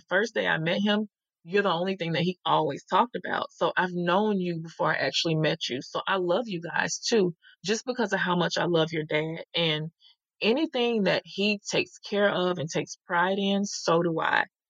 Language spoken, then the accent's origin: English; the South, United States; I'm from the South